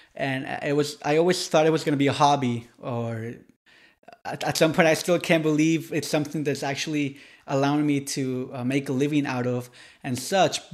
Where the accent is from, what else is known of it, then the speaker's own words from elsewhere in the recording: Ecuador; moved away as an adult; also born or lived in United States / Tennessee, United States; now in Miami, United States; I was raised in Ecuador, college in, in, in, in Tennessee. I was born in the United States